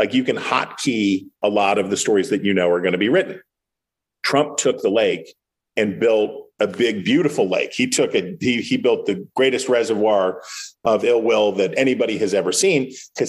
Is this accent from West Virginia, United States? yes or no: yes; Wheeling, West Virginia, United States; I'm one of two people I have ever encountered in the national media who is from my hometown of Wheeling, West Virginia